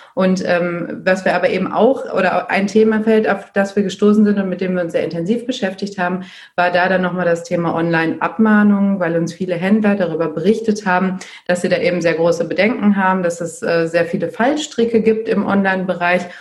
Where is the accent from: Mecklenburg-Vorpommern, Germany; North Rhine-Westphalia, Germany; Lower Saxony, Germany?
North Rhine-Westphalia, Germany; Dortmund; Ich komme äh, aus Dortmund